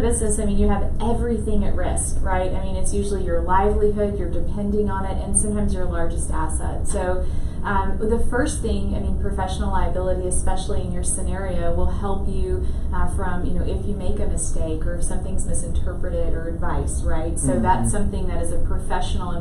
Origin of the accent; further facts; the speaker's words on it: Lake Charles, Louisiana, United States; moved away as an adult; also born or lived in Lafayette, Louisiana; I grew up in Lake Charles